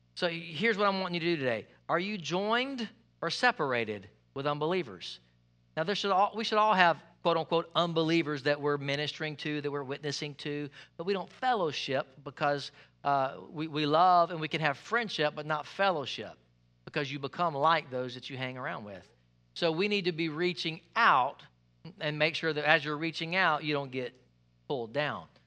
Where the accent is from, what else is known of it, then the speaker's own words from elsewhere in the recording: United States; I'm American